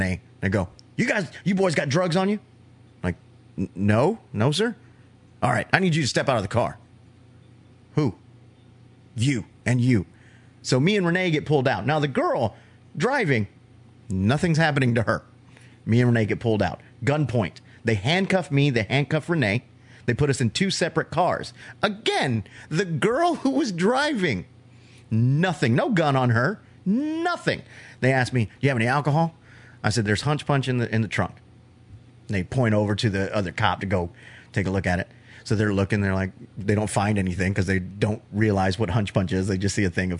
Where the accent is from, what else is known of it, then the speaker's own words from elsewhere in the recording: Florida, United States; I'm from Florida